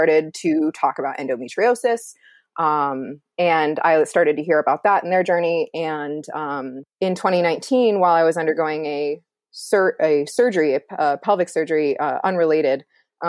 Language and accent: English; Iowa, United States; I grew up in Iowa, rural